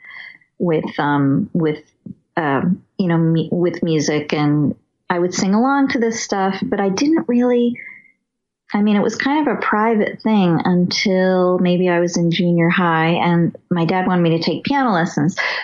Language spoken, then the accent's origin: English; Los Angeles, California, United States; also born or lived in New York; now in Maplewood, United States; I grew up in Los Angeles, in Westwood Village, kind of around the UCLA neighborhood